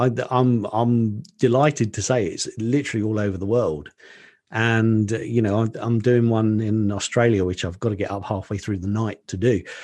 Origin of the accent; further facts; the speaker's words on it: Colchester, East of England, United Kingdom; a restaurant in my hometown in Colchester in Essex in the U K